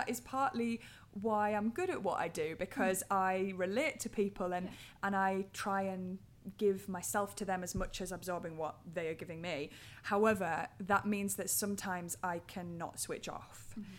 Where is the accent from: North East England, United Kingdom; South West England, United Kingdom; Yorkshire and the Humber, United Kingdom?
North East England, United Kingdom; Durham; accent: Geordie; Durham. It's a little bit more subtle than the old Geordie.